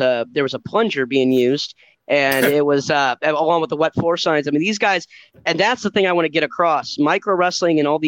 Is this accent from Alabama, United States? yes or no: no; St. Louis, Missouri, United States; it was my first time home performing in front of my hometown and my family